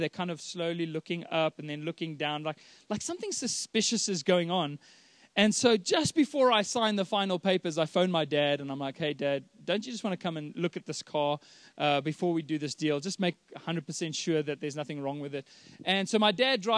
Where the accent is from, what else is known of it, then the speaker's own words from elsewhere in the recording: Johannesburg, Gauteng, South Africa; We're from Joburg